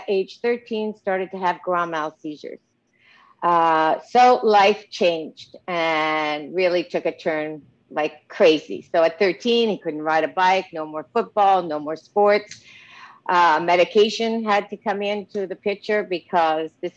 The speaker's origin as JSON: {"language": "English", "town": "Montreal", "region": "Quebec", "country": "Canada", "said": "I'm from Montreal, Canada. I had a great childhood"}